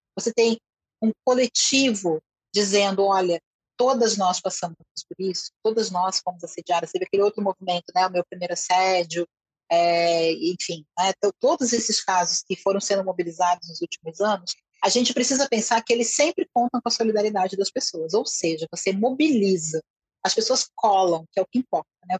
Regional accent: Brazil; eu sou brasileira

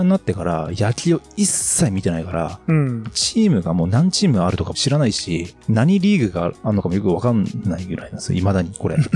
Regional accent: Niigata, Japan; now in Kanto, Japan; まあ僕は新潟ですけど、その地元行けばまたね、

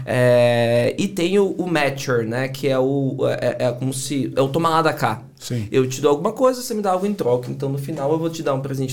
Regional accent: Salvador, Bahia, Brazil; accent: Bahian; moved away; also born or lived in São Paulo; Sou baiano de Salvador, né? Dá pra perceber pelo sotaque

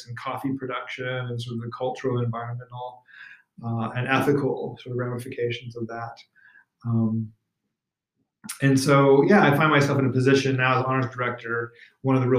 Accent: American Southwest, United States; I grew up in the American Southwest

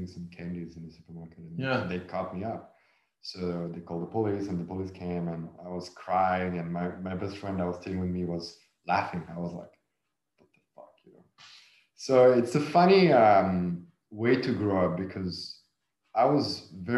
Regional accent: south of France, France; I grew up in the south of France

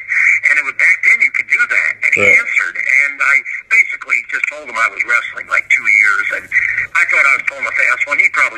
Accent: St. Petersburg, Florida, United States; I started like at a youth center in St. Petersburg, Florida, where I'm from

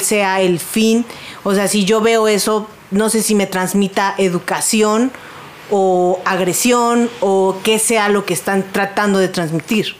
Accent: Mexico City, Mexico; Yo soy de Coyoacán.

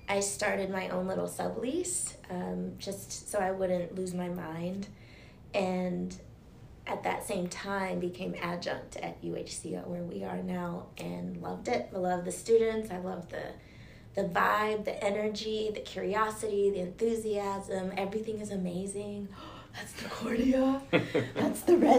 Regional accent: Champaign, Illinois, United States; moved away as an adult; also born or lived in Nigeria / Alabama; I grew up in Champaign, Illinois, the Midwest

